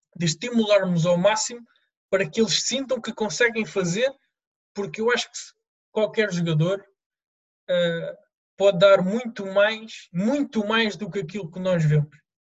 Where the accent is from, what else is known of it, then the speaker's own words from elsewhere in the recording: Lisbon, Portugal; sempre no clube da, da, minha, da minha terra, no Rodense